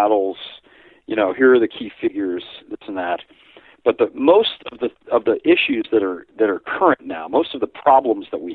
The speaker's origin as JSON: {"language": "English", "country": "United States", "said": "I'm American"}